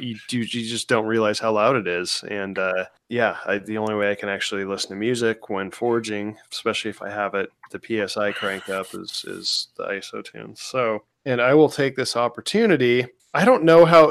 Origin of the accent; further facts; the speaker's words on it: Washington, United States; now in Florida, United States; growing up in like Washington